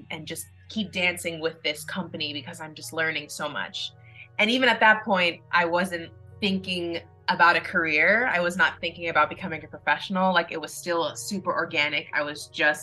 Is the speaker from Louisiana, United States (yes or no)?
no; Los Angeles, California, United States; born and raised in Los Angeles. It's where I currently live now